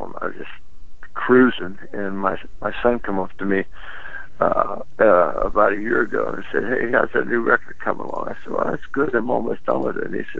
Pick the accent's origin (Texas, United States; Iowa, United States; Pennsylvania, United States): Pennsylvania, United States; Pittsburgh; when I grew up in Pittsburgh, there was a lot of independent AM stations